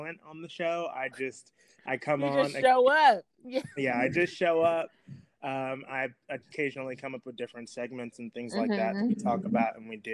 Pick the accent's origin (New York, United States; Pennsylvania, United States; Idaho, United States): New York, United States; New York City; I'm also from Brooklyn, New York as well